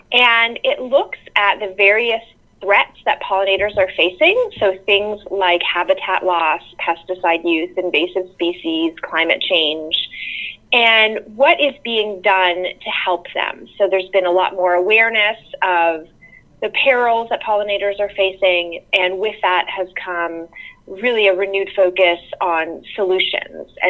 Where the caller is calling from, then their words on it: North Carolina, United States; Sure. I live in uh, rural North Carolina, about an hour east of Charlotte, and I live in on a little farm, um, more of a homestead, really, where we raise chickens and goats